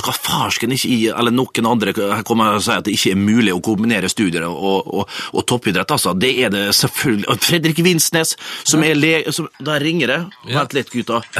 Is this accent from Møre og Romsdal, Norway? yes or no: yes; Vestnes, Møre og Romsdal, Norway; gutterommet hjemme på Vestnes